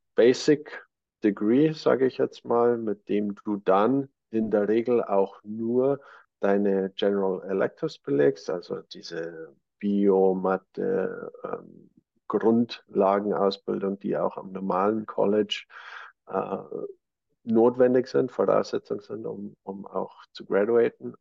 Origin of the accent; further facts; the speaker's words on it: Germany; bei uns in Deutschland